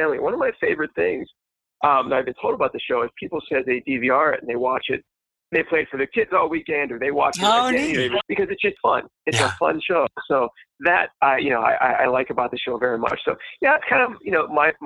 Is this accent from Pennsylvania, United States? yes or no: yes; Pittsburgh, Pennsylvania, United States; I was born and raised in Pittsburgh